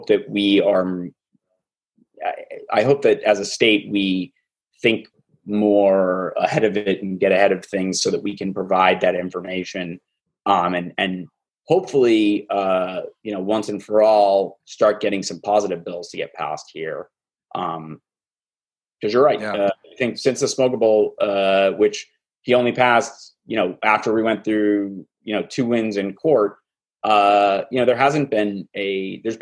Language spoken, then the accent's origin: English; Massachusetts, United States; now in Florida, United States; I'm from Massachusetts originally